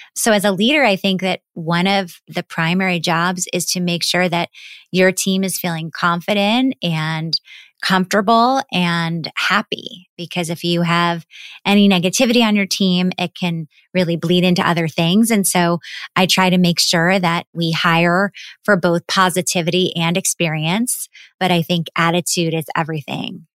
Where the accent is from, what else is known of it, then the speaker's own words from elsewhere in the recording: New York City, New York, United States; I grew up in New York City, right in the heart of Manhattan on the twenty-sixth floor of an apartment building.